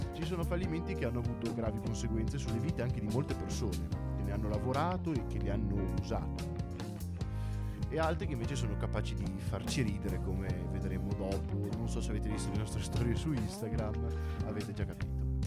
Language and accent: Italian; Voghera, Lombardy, Italy; nel mio paese, a Voghera